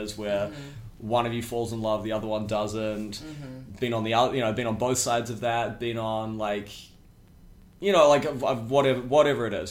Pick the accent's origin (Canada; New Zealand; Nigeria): New Zealand; moved away as an adult; now in New York, United States; I'm 33 years old. I'm from New Zealand. I moved to New York in 2011.